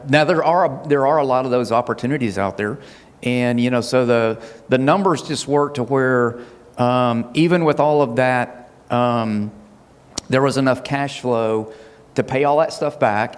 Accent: Huntsville, Alabama, United States; also born or lived in Hazel Green; we were raised here in Huntsville

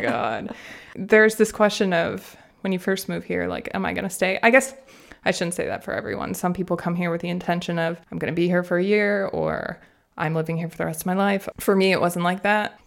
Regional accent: Minnesota, United States; moved away as an adult; now in Freiburg, Germany; I grew up in Minnesota in the United States

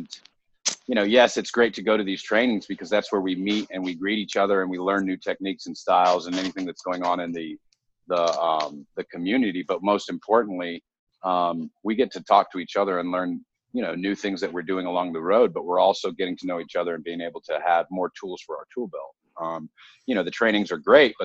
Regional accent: United States; also born or lived in Southern California / Arizona; I come from Southern California, and I also come from Arizona, where I grew up between the two places

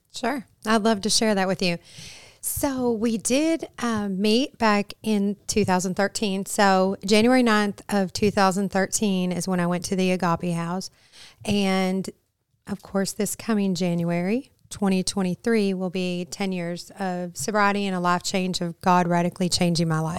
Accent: Flint, Michigan, United States; moved away; also born or lived in Arkansas; I am originally from Flint, Michigan

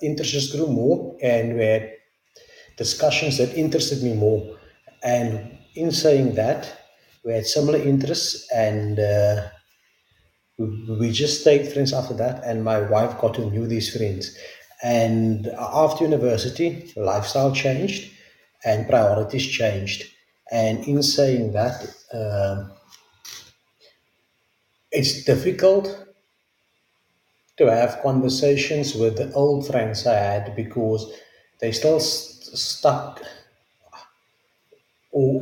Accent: South Africa; English is a second language; I'm from South Africa

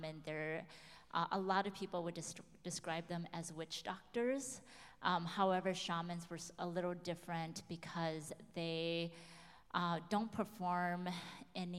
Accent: United States; being Hmong is wholly who I am, being American is wholly who I am

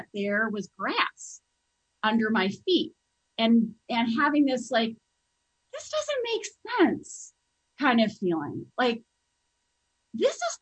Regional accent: Las Vegas, Nevada, United States; I was raised in Las Vegas, Nevada.

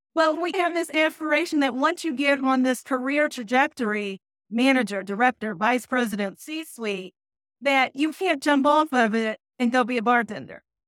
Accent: Louisville, Kentucky, United States; moved away as an adult; also born or lived in Nashville, Tennessee / Detroit, Michigan / Atlanta, Georgia; now in Charlotte, United States; born and raised in Louisville, Kentucky

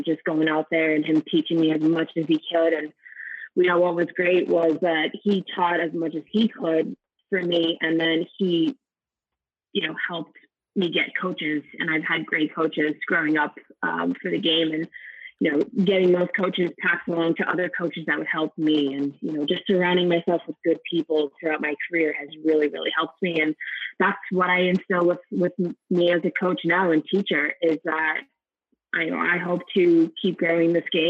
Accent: Scranton, Pennsylvania, United States; I grew up in the Poconos in the Scranton area.

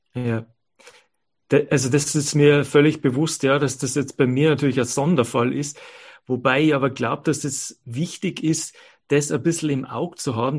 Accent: Bavaria, Germany; moved away as an adult; now in Innsbruck, Austria; meine Eltern äh, leben ja in Bayern und ich bin in Bayern aufgewachsen, lebe aber seit ähm, ähm, 30 Jahren

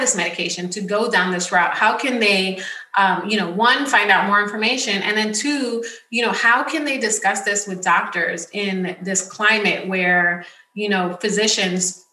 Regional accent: New York City, New York, United States; I grew up in the Bronx

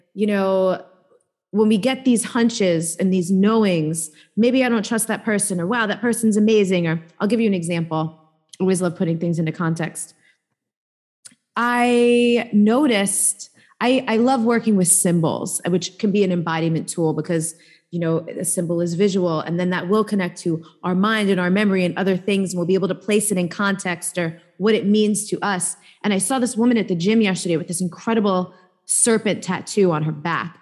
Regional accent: New York City, New York, United States; I grew up in New York

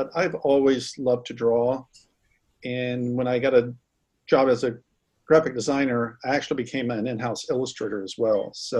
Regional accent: the South, United States; Well, I grew up in the South when the whole fabric industry was changing. So we moved around quite a bit.

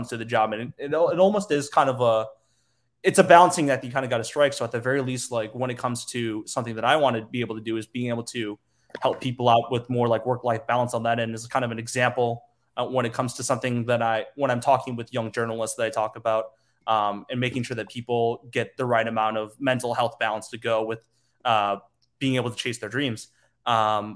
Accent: Naperville, Illinois, United States; also born or lived in Metro Detroit, Michigan; I grew up in Naperville, I was born, like I was raised in Metro Detroit first

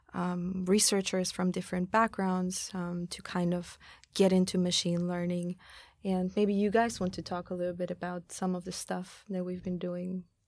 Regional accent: Austria; moved away as an adult; now in Tokyo, Japan; I'm from Austria. I've been in Tokyo for about four years now

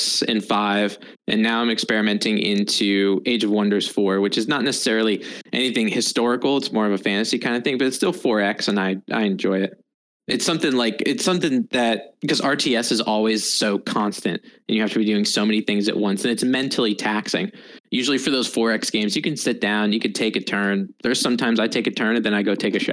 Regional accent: United States; as an American, everybody plays FPS games. So that's what I did a lot in grade school

